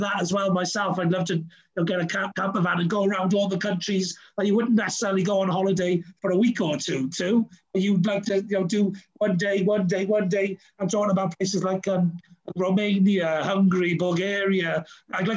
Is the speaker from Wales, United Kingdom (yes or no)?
yes; Wales, United Kingdom; although I'm very Welsh